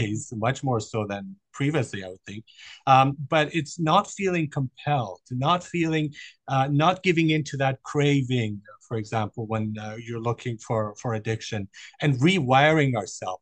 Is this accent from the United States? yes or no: no; Germany; I grew up in Germany